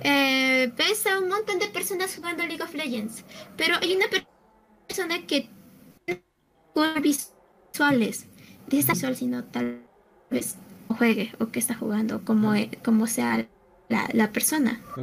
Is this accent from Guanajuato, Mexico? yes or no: no; Mexico City, Mexico; yo soy de la Ciudad de México